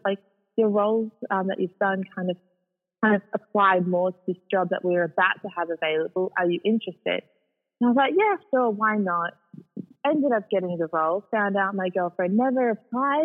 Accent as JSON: {"language": "English", "town": "Sydney", "region": "New South Wales", "country": "Australia", "tie": "born or raised there", "said": "I'm a Sydney girl, born and raised. Mm-hmm. So I was brought up predominantly on the northern beaches"}